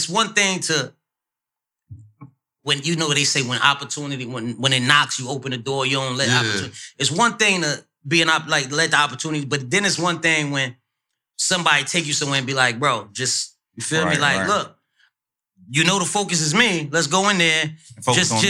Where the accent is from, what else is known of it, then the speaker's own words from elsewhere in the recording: Newark, New Jersey, United States; I'm from Newark